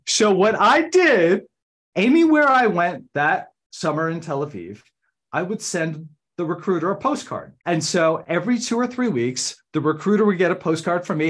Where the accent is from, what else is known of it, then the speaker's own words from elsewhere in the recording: Randolph, New Jersey, United States; moved away as an adult; now in Washington, D.C., United States; I grew up in Randolph, New Jersey, outside of Morristown